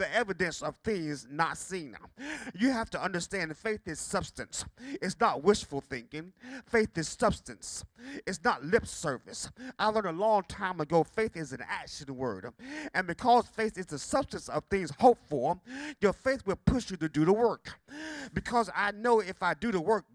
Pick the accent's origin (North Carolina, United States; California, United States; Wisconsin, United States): North Carolina, United States; Bertie County; As a child growing up in Pinewood Chapel Church on Highway 13 in Bertie County